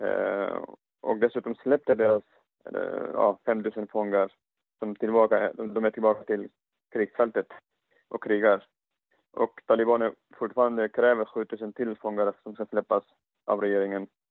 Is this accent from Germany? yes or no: no; Afghanistan; moved away; Jag själv som afghan